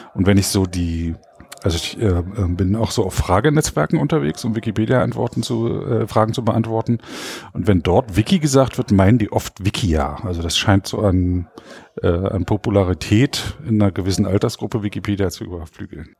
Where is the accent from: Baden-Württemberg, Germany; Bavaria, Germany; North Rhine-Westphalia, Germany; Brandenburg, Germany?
Brandenburg, Germany; Frankfurt; Frankfurt-Oder. Das ist die Stadt, wo ich aufgewachsen bin